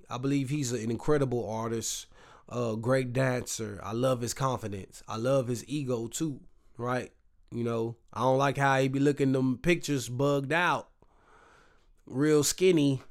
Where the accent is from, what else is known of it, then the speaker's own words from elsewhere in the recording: the South, United States; I'm from the South